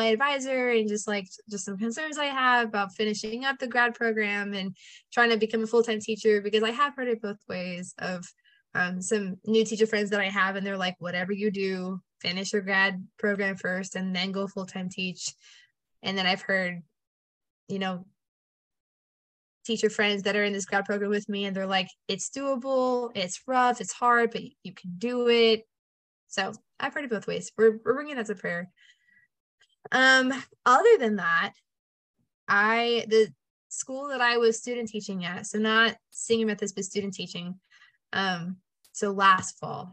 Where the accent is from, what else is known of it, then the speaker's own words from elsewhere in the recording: Orange Grove, Texas, United States; I'm from Orange Grove is like 45 minutes from Corpus